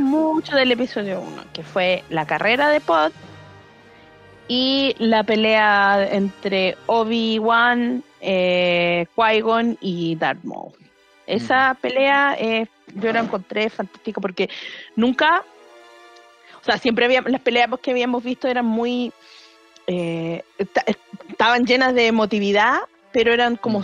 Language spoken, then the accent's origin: Spanish; Maipú, Santiago Metropolitan, Chile; moved away; yo era de Maipú en su momento